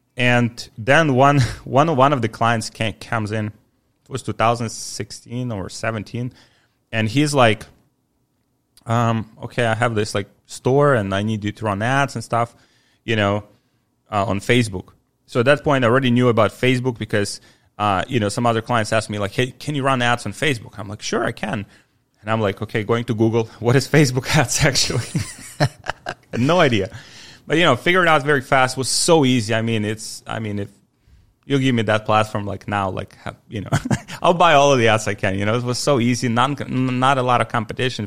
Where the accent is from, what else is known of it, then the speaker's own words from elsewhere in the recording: Ukraine; also born or lived in Poland; now in Miami, United States; I'm from Ukraine originally, uh, born in nineteen ninety